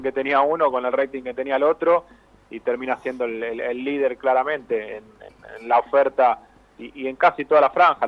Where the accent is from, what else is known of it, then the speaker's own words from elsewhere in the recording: Avellaneda, Buenos Aires Province, Argentina; yo soy de Avellaneda